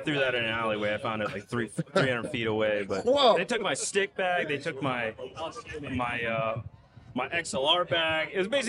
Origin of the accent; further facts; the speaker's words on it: Nicaragua; moved away; growing up in Nicaragua